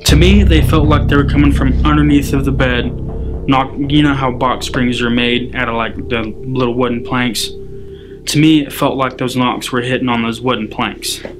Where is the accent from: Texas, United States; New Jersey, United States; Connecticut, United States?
Texas, United States; Pampa; I lived in Pampa, Texas. That was my hometown.